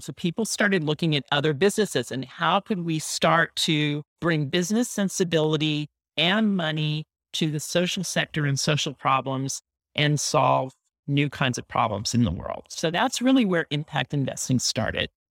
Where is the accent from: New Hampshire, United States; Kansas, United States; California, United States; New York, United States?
California, United States; San Francisco Bay Area; I grew up in the San Francisco Bay Area